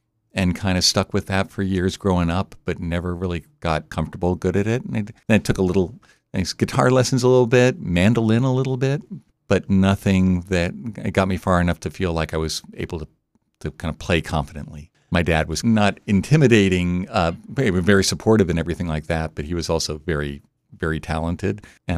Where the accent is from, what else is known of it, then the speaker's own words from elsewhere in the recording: Delaware, United States; also born or lived in Abington, Pennsylvania / New Jersey; I was born outside of Philadelphia in Abington, Pennsylvania. Moved around a bit when I was a youngster and then ended up in New Jersey when I was a young kid, and then Delaware from like junior high on.